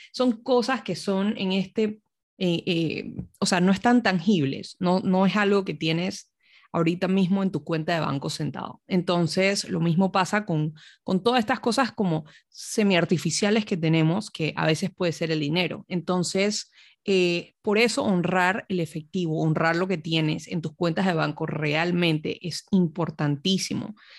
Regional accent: Panama; moved away; me mudé de vuelta a Panamá, que es mi país de origen

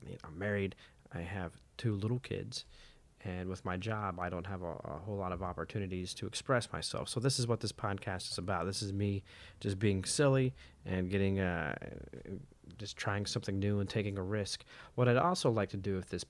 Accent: Indianapolis, Indiana, United States; I'm from Indy

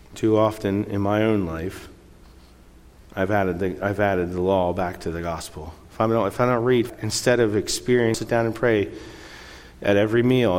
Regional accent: Lancaster County, Pennsylvania, United States; moved away as an adult; also born or lived in Chile; now in San Jose, Costa Rica; where I grew up in Lancaster County, a lot of people believe in God

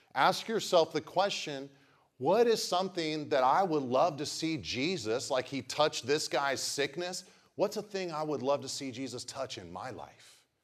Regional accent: Pacific Grove, California, United States; I grew up in Pacific Grove

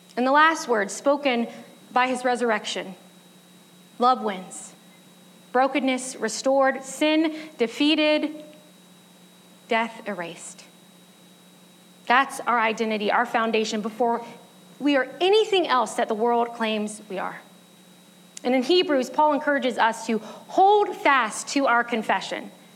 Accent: United States; I'm an American

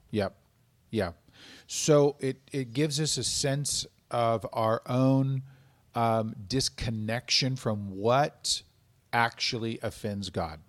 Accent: United States; as Americans

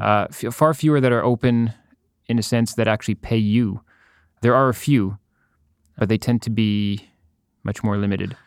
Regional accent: Ottawa, Ontario, Canada; moved away as an adult; also born or lived in Berlin; now in Montreal, Canada; I grew up in Ottawa. I was born in Ottawa, grew up

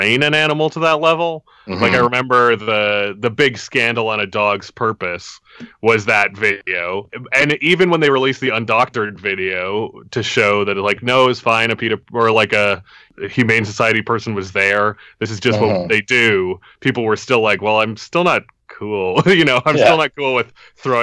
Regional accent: Canada; We're all Canadian

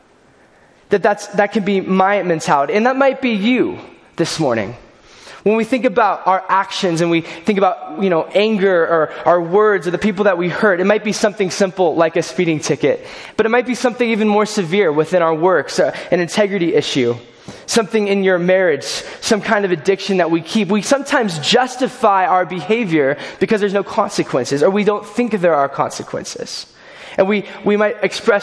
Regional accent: California, United States; moved away; I grew up in California

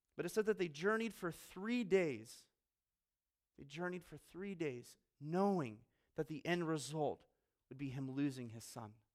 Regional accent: Colorado Springs, Colorado, United States; also born or lived in Virginia / Australia / Maryland / Pennsylvania; now in Fort Wayne, United States; Grew up in Colorado Springs.

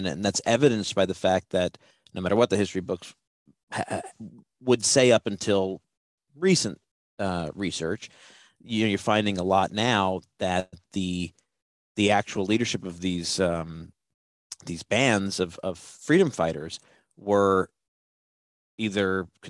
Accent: Basilicata, Italy; they found out I was from Basilicata

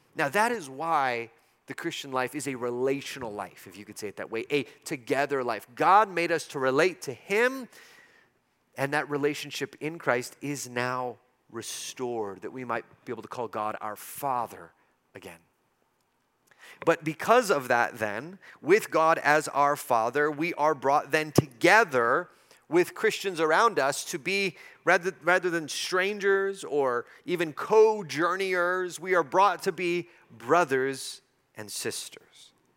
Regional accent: El Paso, Texas, United States; born or raised there

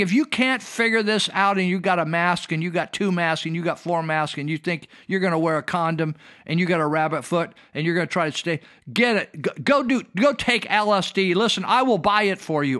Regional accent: United States; I'm an American. I am not a Russian

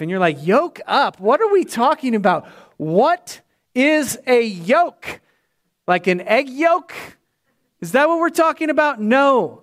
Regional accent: Winterset, Iowa, United States; moved away; I know my folks are down there. It's my hometown.

